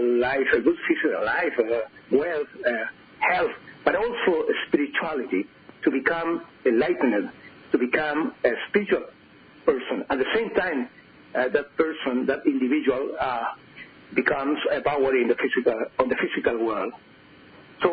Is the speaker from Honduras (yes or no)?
no; Chile; English is a second language; I was born in Chile and Andes, where I lived and still live